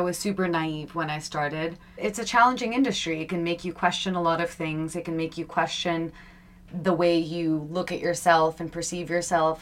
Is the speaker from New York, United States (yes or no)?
yes; Long Island, New York, United States; moved away; also born or lived in India; I was born and brought up in New York, and I I grew up on Long Island